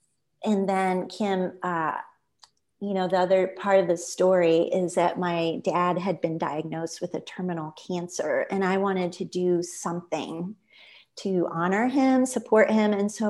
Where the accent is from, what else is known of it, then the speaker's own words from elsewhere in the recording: Midwest, United States; I grew up in the Midwest, and I just finally had the light bulb.